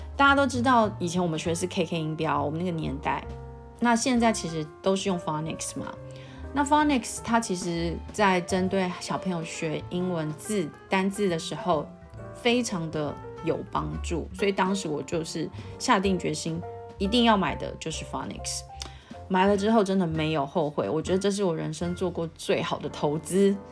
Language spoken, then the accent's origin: Chinese; Taiwan; 因为我们台湾人就没有这样子的语言的习惯